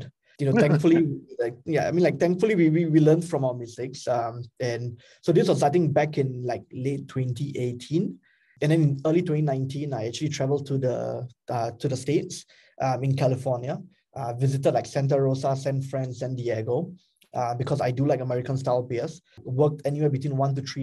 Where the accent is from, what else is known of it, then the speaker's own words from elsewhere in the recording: Singapore; I am Singaporean as well